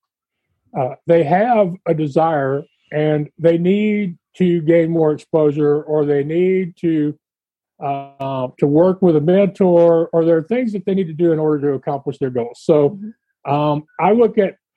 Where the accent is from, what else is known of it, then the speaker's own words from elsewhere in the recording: Texas, United States; And I'm from Texas